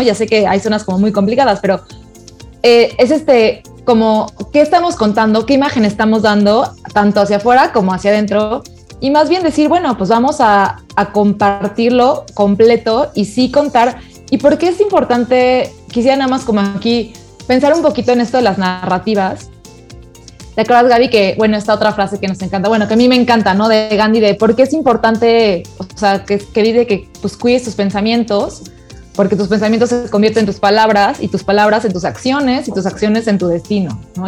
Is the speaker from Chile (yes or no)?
no; Mexico; somos mexicanos